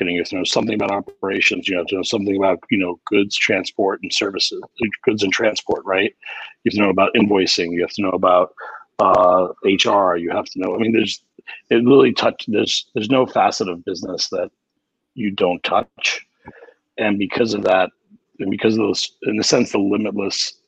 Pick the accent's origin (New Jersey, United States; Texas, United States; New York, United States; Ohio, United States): New York, United States; New York City; grew up in Queens myself